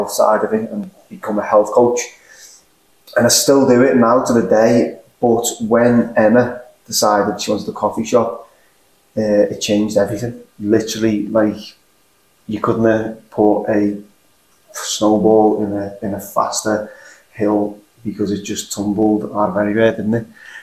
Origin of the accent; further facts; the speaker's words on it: Liverpool, North West England, United Kingdom; accent: Liverpool; my accent's slightly more unique to the Liverpool area.